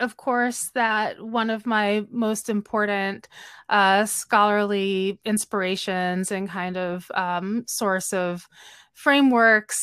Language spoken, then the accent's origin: English; Philadelphia, Pennsylvania, United States; I grew up in Philadelphia, and my father, my parents are both immigrants from Guyana